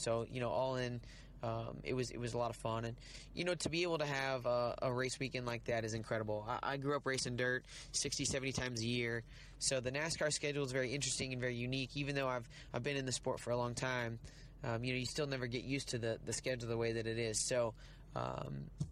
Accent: Riverton, Illinois, United States; moved away; I grew up just outside of Springfield, Illinois, in Riverton, Illinois

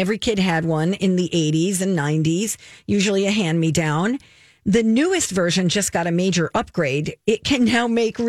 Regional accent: New Jersey, United States; now in Minnesota, United States; they even filmed in my hometown, where I grew up and went to, you know, school.

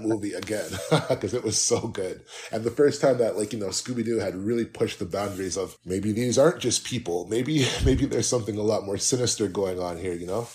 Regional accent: Canada; I'm Canadian

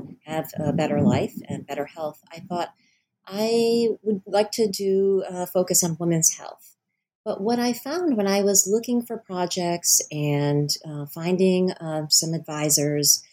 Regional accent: Rhode Island, United States; I was born and raised in Rhode Island as well

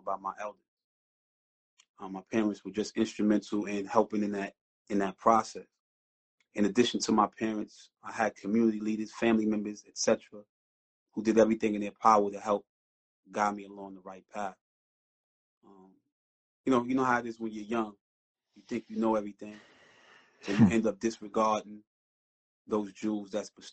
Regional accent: New York City, New York, United States; also born or lived in Brownsville, Brooklyn; I was born and raised in East New York, Brooklyn

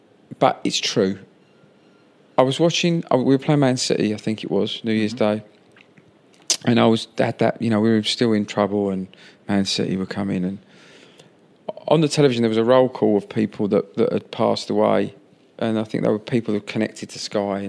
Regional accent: London, United Kingdom; this is my hometown football club I've supported since I was four

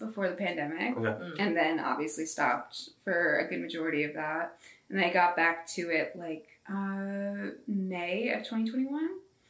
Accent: Warwick, Rhode Island, United States; I was born in Warwick, also St. Anthony's.

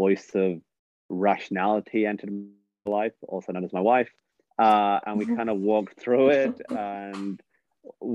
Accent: England, United Kingdom; my story of growing up in England

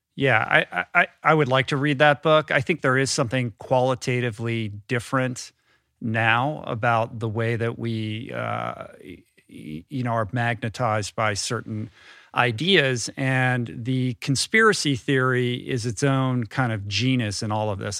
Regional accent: Washington, District of Columbia, United States; also born or lived in Grosse Pointe, Michigan; We moved to Washington, D C when I was like seven or eight

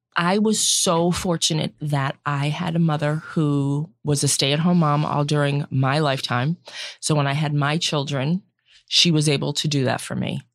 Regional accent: Central Massachusetts, United States; I grew up in Central Mass, one of seven children

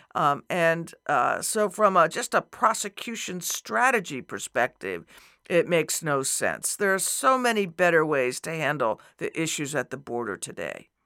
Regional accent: New Mexico, United States; moved away as an adult; also born or lived in Arizona; I grew up in New Mexico, another border state, right. and spent most of my adult life in Arizona

